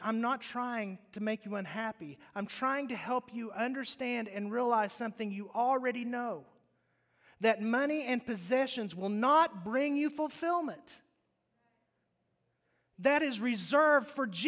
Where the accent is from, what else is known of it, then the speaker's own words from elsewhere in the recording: West Virginia, United States; moved away; I grew up in West Virginia